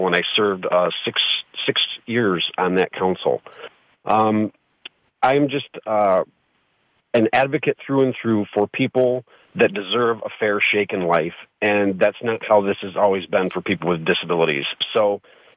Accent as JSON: {"language": "English", "town": "Flint", "region": "Michigan", "country": "United States", "tie": "born or raised there", "said": "I grew up in mid-Michigan. I was born in Flint, Michigan"}